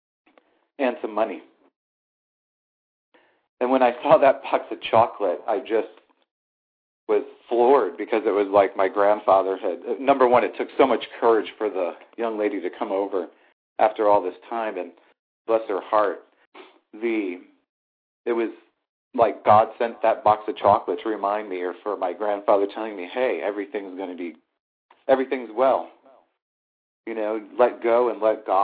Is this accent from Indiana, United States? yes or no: no; St. Louis, Missouri, United States; my hometown is St. Louis.